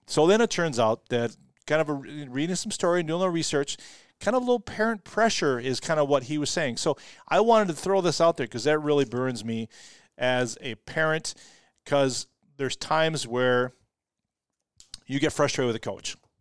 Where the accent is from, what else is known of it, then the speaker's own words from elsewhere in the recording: Rochester, Minnesota, United States; growing up in Rochester, I was on the North End kids